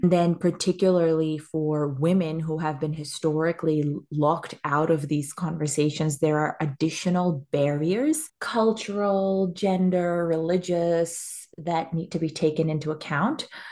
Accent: Pakistan; moved away as an adult; now in Australia; I am a Pakistani woman and I came to Australia almost ten years ago now for university.

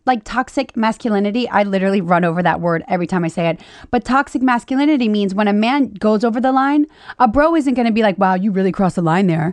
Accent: Louisiana, United States; moved away; I'm from Louisiana

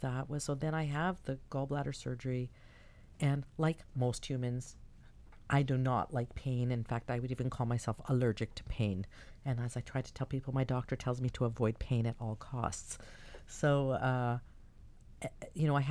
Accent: Toronto, Ontario, Canada; I was from Toronto

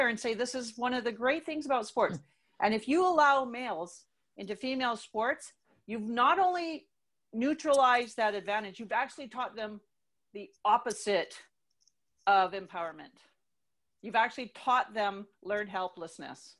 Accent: Canada; moved away as an adult; also born or lived in United States; I was able to go as a Canadian athlete

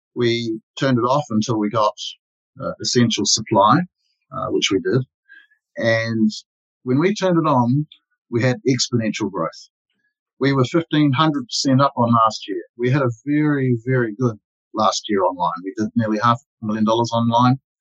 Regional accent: New Zealand

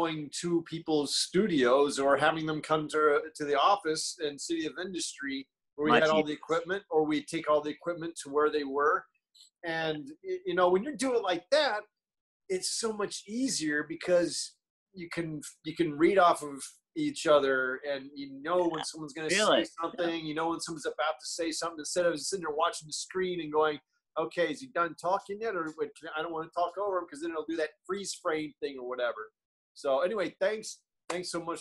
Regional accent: Destin, Florida, United States; I'm from Florida. Yes. I'm from a little redneck area

